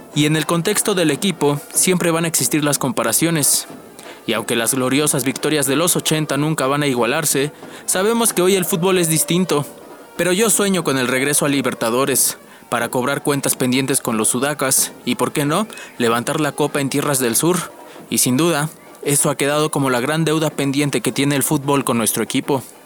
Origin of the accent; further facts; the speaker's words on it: Mexico City, Mexico; soy oriundo de la Ciudad de México